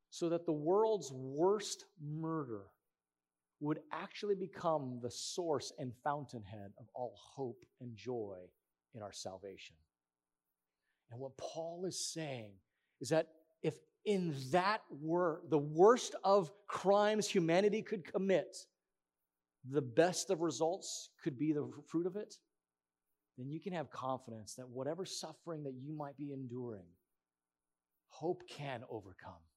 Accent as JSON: {"language": "English", "region": "Hawaiian Islands", "country": "United States", "tie": "born or raised there", "said": "in the Hawaiian Islands"}